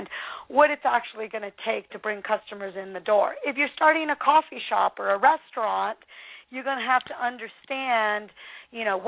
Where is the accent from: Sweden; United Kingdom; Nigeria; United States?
United States; the Northwest, Pacific Northwest; I'm from the Northwest.